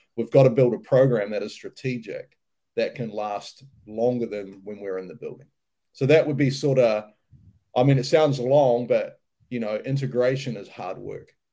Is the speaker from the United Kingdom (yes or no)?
no; New Zealand; moved away as an adult; also born or lived in United States; I'm a New Zealander, so uh, you know, born and bred in New Zealand.